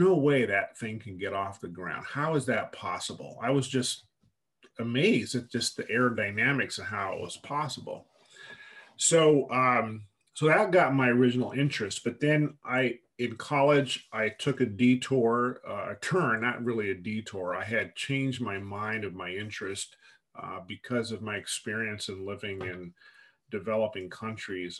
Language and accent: English; United States; I'm an American, so I don't know how to speak Arabic